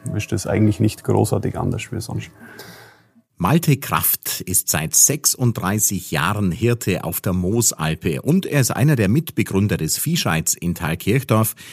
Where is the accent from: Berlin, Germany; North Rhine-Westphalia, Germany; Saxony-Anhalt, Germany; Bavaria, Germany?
Bavaria, Germany; Oberstaufen; ich komme aus Oberstaufen und wir werden den Podcast in so einem, wie soll man sagen, fremdenverkehrstauglichen Dialekt machen. Ja, nicht ganz Hochdeutsch, nicht ganz Dialekt, etwas dazwischen.